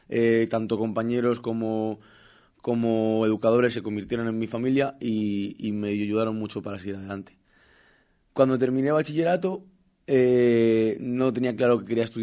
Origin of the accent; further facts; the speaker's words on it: Brazil; Spanish is a second language; now in Spain; Yo soy brasileño, como ha dicho María, y cuando quise renovar mi NIE, me, me ponían la traba de que tú tienes que tener un permiso